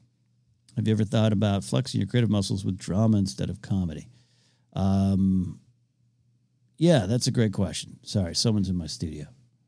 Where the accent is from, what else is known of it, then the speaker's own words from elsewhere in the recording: New Jersey, United States; I love my home state. New Jersey Devils is one of the few things that surpasses my love of the Yankees.